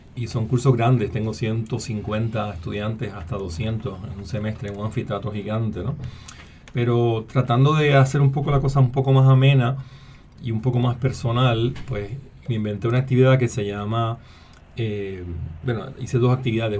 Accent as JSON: {"language": "Spanish", "country": "Puerto Rico", "said": "Así que soy puertorriqueño, soy biólogo, soy profesor e investigador en la UPR en Río Piedras"}